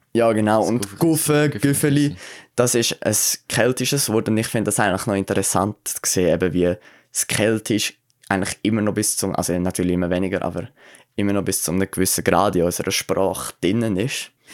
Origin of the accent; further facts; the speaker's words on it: Aargau, Switzerland; da bei uns im Aargau